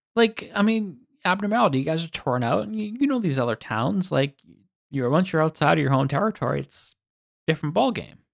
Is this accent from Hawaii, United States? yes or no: no; Massachusetts, United States; we're from Boston, we're from Massachusetts